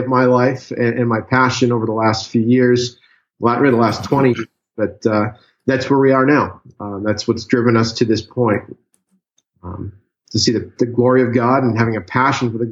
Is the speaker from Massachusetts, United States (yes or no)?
yes; Massachusetts, United States; moved away as an adult; I'm originally from Massachusetts, born and raised up until about a month ago